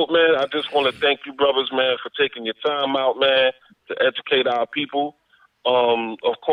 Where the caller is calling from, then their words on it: New York City, New York, United States; I'm calling from Brooklyn.